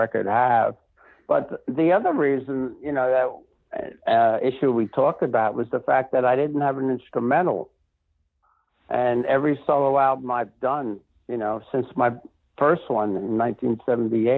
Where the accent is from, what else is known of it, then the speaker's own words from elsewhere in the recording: New York City, New York, United States; moved away; also born or lived in Rancho Santa Fe; growing up in the Bronx